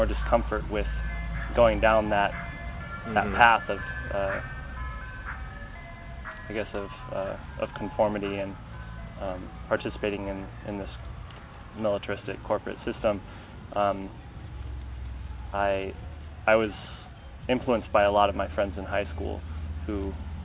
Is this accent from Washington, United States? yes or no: yes; Seattle, Washington, United States; I grew up in Seattle, Washington